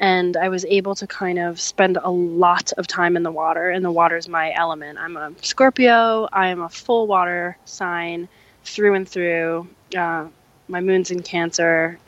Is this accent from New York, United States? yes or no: no; New Jersey, United States; I was raised in New Jersey